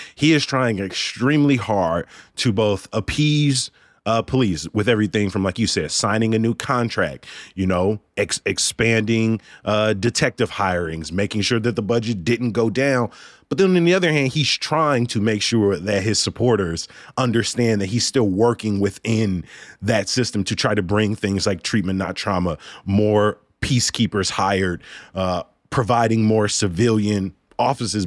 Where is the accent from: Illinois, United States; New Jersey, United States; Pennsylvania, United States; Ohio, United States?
Illinois, United States; Chicago; I'm from Chicago